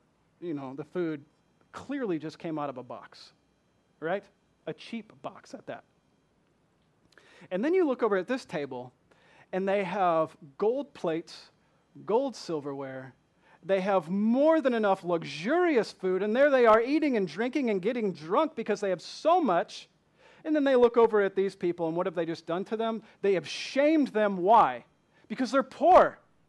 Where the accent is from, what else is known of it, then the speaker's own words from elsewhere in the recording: Michigan, United States; accent: southern; I am not from here. I'm from Michigan, although people from Michigan no longer say that I sound like I'm from Michigan. They say I'm from the deep south with my southern accent.